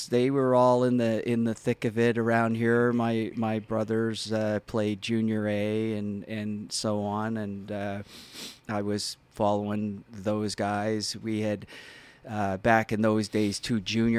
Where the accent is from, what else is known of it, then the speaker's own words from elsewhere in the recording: Halifax, Nova Scotia, Canada; I grew up around the Dingle area, actually.